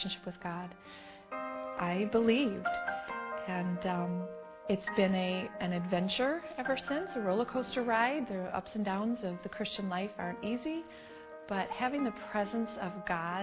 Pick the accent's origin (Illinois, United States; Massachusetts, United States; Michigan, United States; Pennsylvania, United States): Michigan, United States; Detroit; I grew up in Detroit in the 1970s.